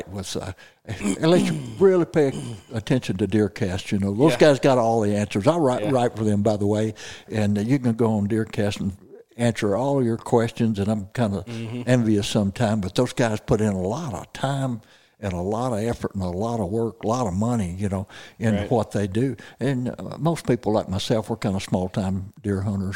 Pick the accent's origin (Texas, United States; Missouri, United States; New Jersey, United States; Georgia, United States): Missouri, United States; Missouri Bootheel, United States; now in Ozarks, Missouri, United States; I'm from the Missouri Boot Hill, phenomenal dove hunting down there. I grew up